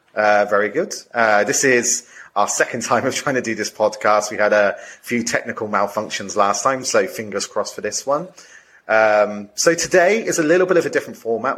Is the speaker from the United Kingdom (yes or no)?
yes; United Kingdom; I'm coming from a di- slightly different kind of cultural perspective, being British as well